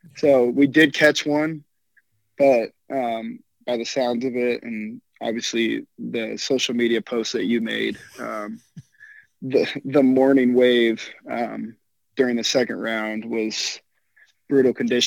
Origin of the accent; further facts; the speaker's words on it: Norfolk, Nebraska, United States; moved away as an adult; now in Kansas, United States; I'm from Norfolk, Nebraska